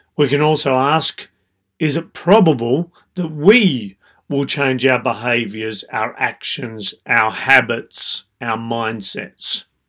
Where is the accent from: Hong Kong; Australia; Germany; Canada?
Australia; I being Australian